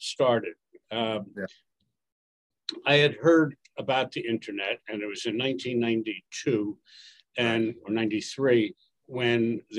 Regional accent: Washington, United States; moved away; I went to Washington, which is my hometown anyway.

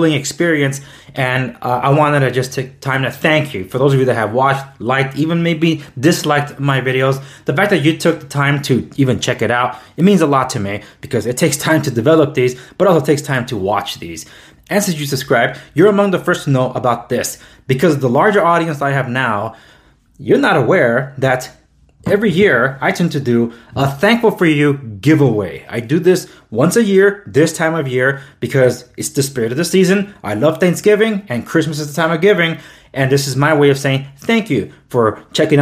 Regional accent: United States; I was born and raised here in the United States

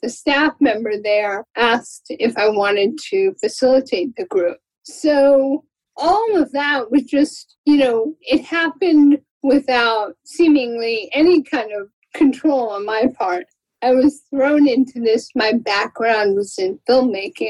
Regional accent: Florida, United States; now in California, United States; I had volunteered with the Muscular Dystrophy Association when I was growing up in Florida

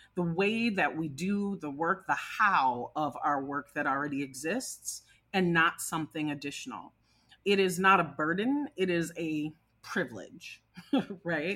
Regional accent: Minnesota, United States; my home state of Minnesota.

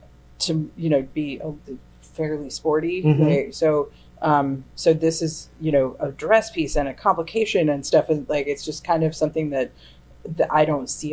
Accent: New York, United States; Upstate New York.

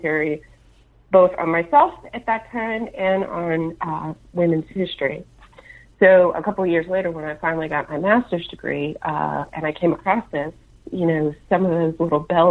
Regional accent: Louisiana, United States; moved away as an adult; also born or lived in Atlanta, Georgia; we moved from Atlanta back to my native Louisiana

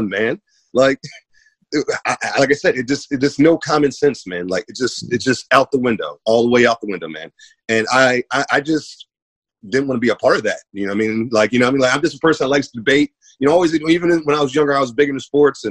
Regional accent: Maryland, United States; I grew up in Maryland, which is just as blue as New York

